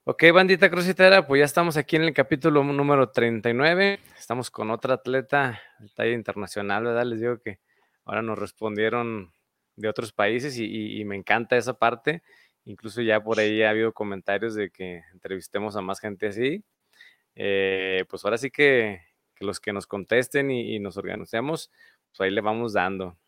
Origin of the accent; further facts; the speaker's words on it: Mexico; Decimos aquí en México